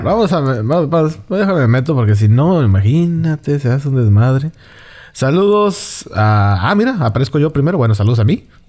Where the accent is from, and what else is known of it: Monterrey, Nuevo León, Mexico